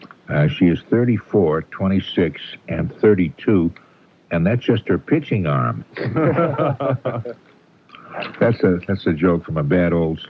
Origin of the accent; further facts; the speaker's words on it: Everett, Massachusetts, United States; I'm from Everett.